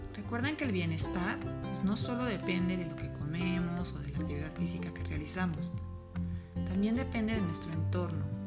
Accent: Mexico; como decimos en mi país, en México, un empleado godín

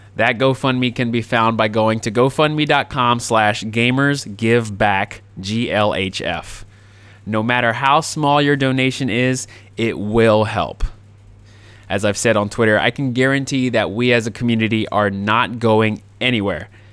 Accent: Jacksonville, Florida, United States; my hometown of Jacksonville, Florida

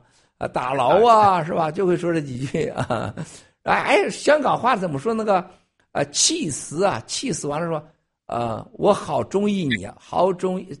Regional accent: China; 咱们大陆人一说就是，咱中国人是爱以情动人，然后以情骗人，然后以眼泪表达感动，然后以眼泪骗取金钱、骗取感情。

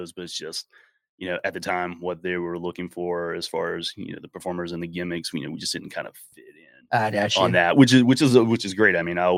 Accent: Florida, United States; we're from the South, we're from Florida

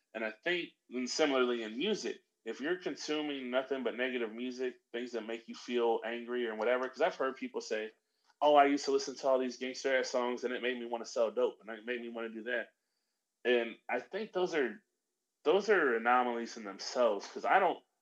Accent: Middle America, Midwest, United States; I grew up in Middle America

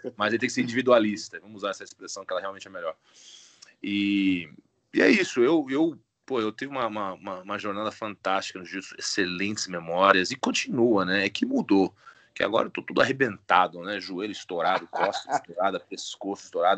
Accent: Itu, São Paulo, Brazil; moved away as an adult; now in United States; em Itu, no interior de São Paulo, foi onde eu cresci, é. de Itu, minha família é de Itu

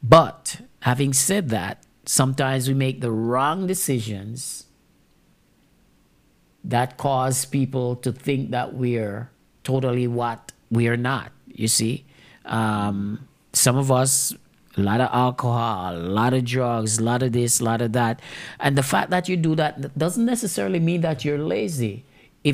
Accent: Jamaica; Me being a Jamaican

